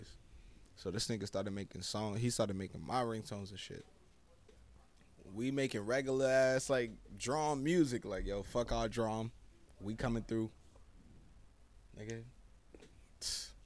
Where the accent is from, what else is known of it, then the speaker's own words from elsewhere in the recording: Boston, Massachusetts, United States; I'm from Orchard Park